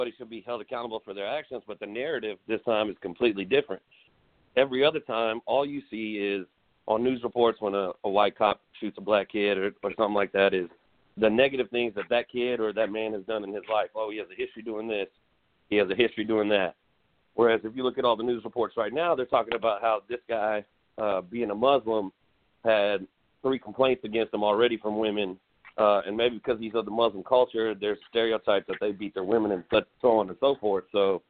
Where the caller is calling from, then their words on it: Houston, Texas, United States; I'm calling from Sagemont.